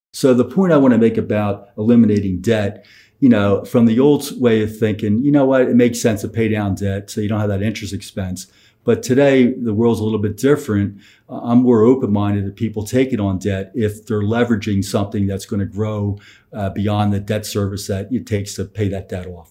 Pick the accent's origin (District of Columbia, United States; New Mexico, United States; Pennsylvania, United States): Pennsylvania, United States; Philadelphia; I'm from Philadelphia